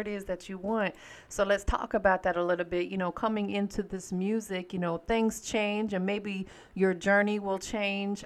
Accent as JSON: {"language": "English", "town": "Tampa", "region": "Florida", "country": "United States", "moved": "yes", "lives_now": "Atlanta, United States", "said": "I'm from Tampa, Florida. That's why everybody called me Tampa, but I'm out here in the A now"}